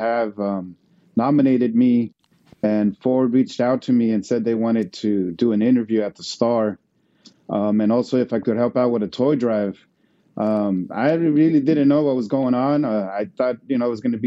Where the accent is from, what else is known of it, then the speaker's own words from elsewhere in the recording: Mexico; now in United States; I was born here, but I grew up in Mexico. So when I came back, it was about 1990